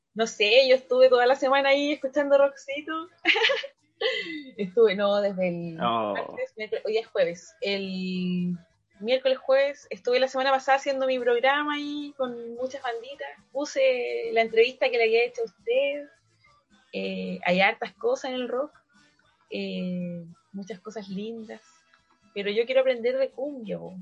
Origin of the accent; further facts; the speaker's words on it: Valparaíso, Chile; Soy de Valparaíso